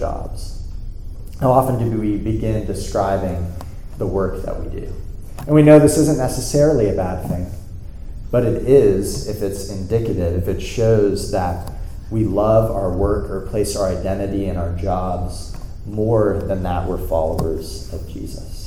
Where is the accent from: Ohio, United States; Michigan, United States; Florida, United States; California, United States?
Florida, United States; South; moved away; I was in South Florida, my hometown, this past weekend